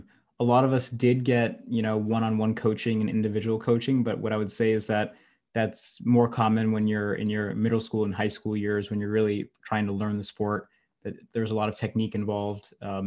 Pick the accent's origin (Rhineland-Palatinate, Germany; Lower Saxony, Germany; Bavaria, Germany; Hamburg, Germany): Hamburg, Germany; born there; But basically, I was born in Hamburg.